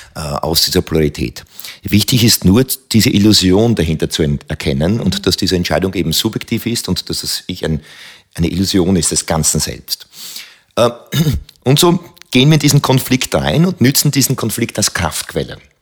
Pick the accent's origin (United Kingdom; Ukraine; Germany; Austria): Austria; Hohenau an der March, Lower Austria; ich bin aufgewachsen in Hohenau an der Mach, das ist an der Mach-Teiermündung, ein wunderschöner kleiner Ort